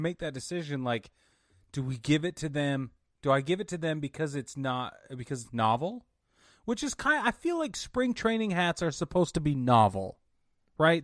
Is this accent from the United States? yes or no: yes; Utah, United States; I grew up in Utah